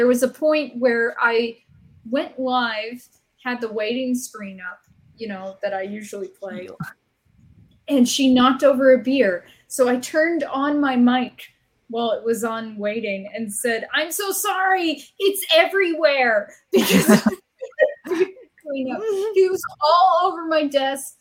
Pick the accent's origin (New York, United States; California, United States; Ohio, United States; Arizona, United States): Arizona, United States; I grew up in Arizona